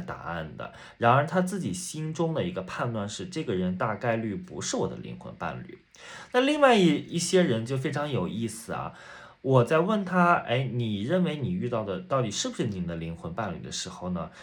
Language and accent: Chinese; near Taiyuan, Shanxi, China; moved away as an adult; also born or lived in Guangzhou; 我们的出生地还是一样的，啊，都是在山西，然后呢，都是在太原这附近